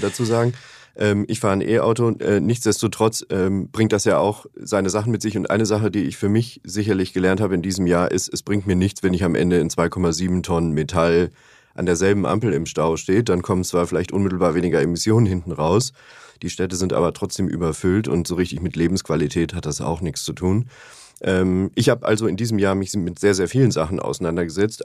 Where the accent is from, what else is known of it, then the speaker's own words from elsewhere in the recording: Upper Bavaria, Germany; now in Hamburg, Germany; in meiner Heimat ähm, in Oberbayern